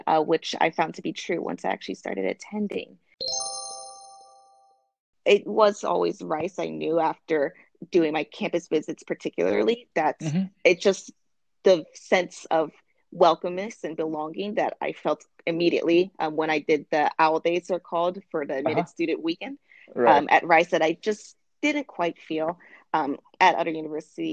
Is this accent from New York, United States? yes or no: no; Maryland, United States; moved away as an adult; also born or lived in Houston, Texas; I'm originally from Maryland, on the East Coast